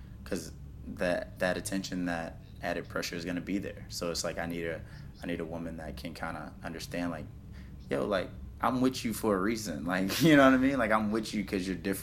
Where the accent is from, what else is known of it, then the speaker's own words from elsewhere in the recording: South Carolina, United States; now in Miami, United States; I'm from South Carolina